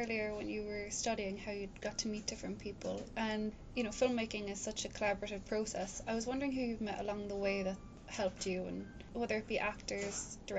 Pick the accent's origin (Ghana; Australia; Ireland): Ireland; Limerick, Munster; Growing up in Limerick